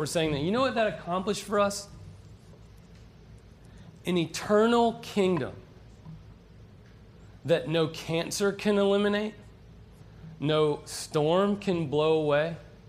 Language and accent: English; Western North Carolina, United States; moved away as an adult; now in Florida, United States; I'm from Western Carolina, and I just moved here a year ago